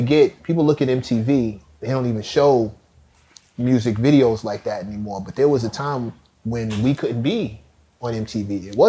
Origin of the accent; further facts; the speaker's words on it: New York City, New York, United States; I'm from South Jamaica.